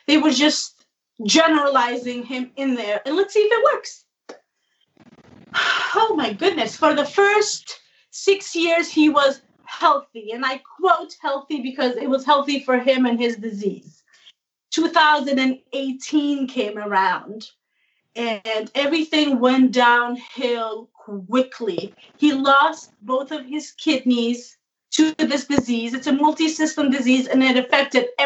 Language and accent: English; New Jersey, United States; I'm from New Jersey.